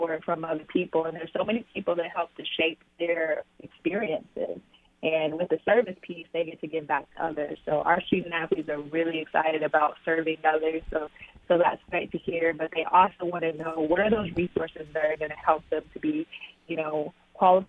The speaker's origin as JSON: {"language": "English", "region": "Arkansas", "country": "United States", "tie": "born or raised there", "moved": "yes", "said": "born and raised in Arkansas, so neighboring state"}